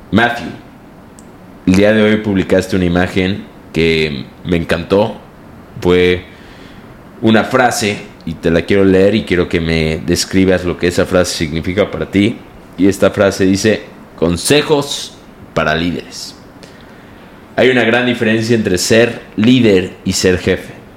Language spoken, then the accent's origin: Spanish; Mexico; aunque soy mexicano